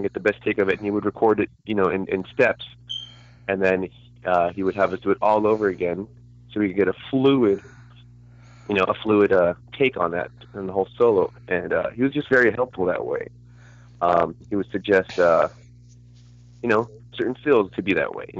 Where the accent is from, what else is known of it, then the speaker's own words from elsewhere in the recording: California, United States; I'm Californian